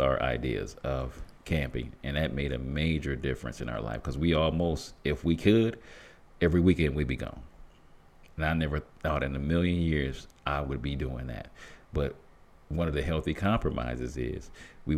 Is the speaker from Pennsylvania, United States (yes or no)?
no; Flint, Michigan, United States; me being born and raised in Flint, Michigan